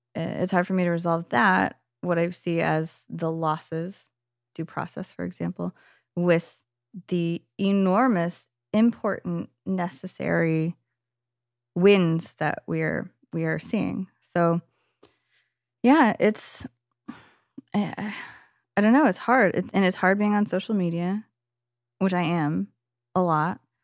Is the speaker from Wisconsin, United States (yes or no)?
no; Bay Area, California, United States; I'm from the Bay Area